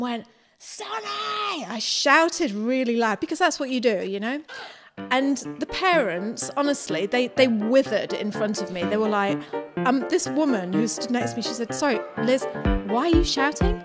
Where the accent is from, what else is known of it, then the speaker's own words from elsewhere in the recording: the north of England, United Kingdom; moved away as an adult; now in New Zealand; we're from the north of England, both born in the north of England